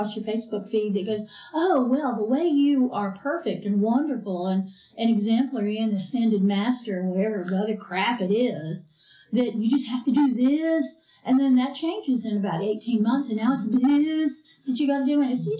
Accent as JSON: {"language": "English", "country": "United Kingdom", "said": "It's hereditary because I'm from the British Isles and we traditionally don't have very good teeth."}